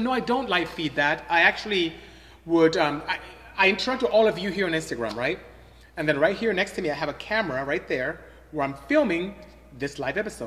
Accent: Imo, Nigeria; first language Igbo; English is a second language; moved away as an adult; now in United States; I'm from Imo State. Came here to the United States to go to school, ended up staying

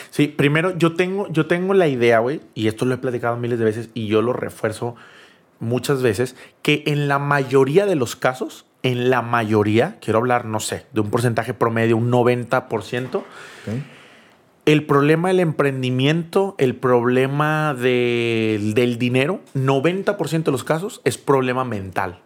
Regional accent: Monterrey, Nuevo León, Mexico; also born or lived in Cancún; yo soy de Monterrey

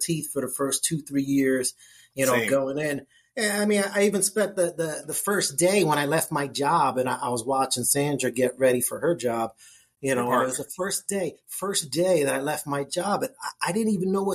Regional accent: New Jersey, United States; moved away as an adult; now in Jacksonville, United States; I'm born and raised in Jersey. I live in Jacksonville, Florida now

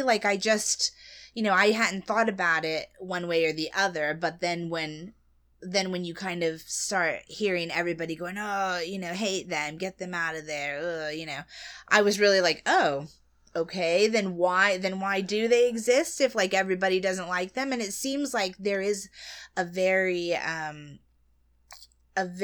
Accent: United States; being an American

